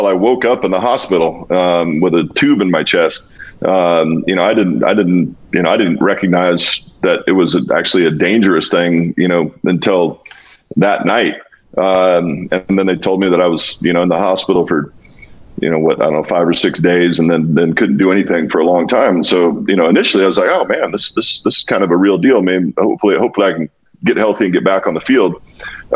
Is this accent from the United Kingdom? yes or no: no; Walla Walla, Washington, United States; moved away as an adult; also born or lived in New England / Buffalo / Dallas; my little hometown, from Walla Walla, Washington